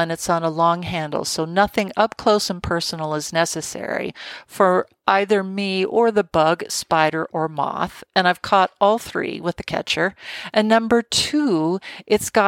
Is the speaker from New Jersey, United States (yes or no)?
no; Colorado, United States; in my home state of Colorado